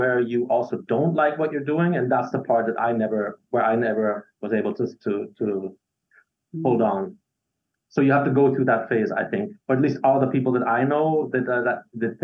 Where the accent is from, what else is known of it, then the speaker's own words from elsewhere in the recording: Graz, Styria, Austria; first language English; moved away as an adult; now in Vienna, Austria; I'm from Graz, the second largest city in Austria, capital of Styria.